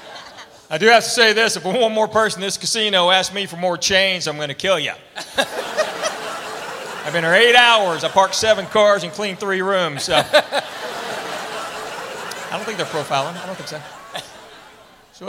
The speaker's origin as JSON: {"language": "English", "town": "Knoxville", "region": "Tennessee", "country": "United States", "tie": "born or raised there", "said": "I'm a full-blooded Korean, and I was born and raised in Knoxville, Tennessee"}